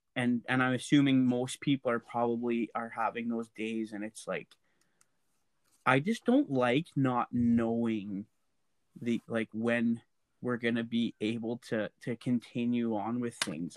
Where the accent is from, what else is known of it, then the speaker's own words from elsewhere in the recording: Lac La Biche, Alberta, Canada; I grew up, I would say I grew up in Laclabisque, and we actually had an acreage.